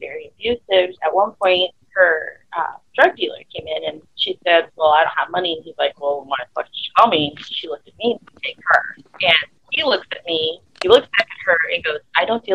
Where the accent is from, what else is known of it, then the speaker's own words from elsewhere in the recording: Texas, United States; I was 18 and from Texas